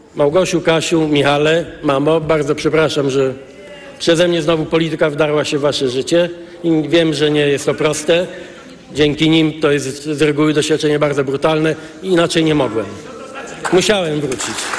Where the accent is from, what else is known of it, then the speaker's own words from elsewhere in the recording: Gdańsk, Pomeranian Voivodeship, Poland; zobaczyłem, co znaczy polityka w Gdańsku w latach 70., jako dzieciak w grudniu 70 roku, jako student